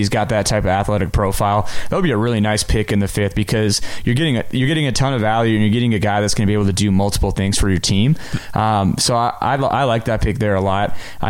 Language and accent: English; North Dakota, United States; growing up in North Dakota, I'm a big North Dakota State fan